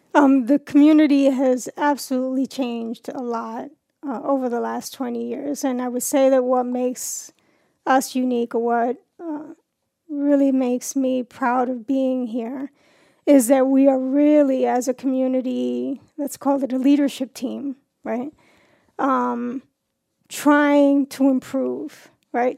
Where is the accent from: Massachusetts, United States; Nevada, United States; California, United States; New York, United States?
New York, United States; New York City; moved away as an adult; now in Warsaw, United States; I grew up in New York City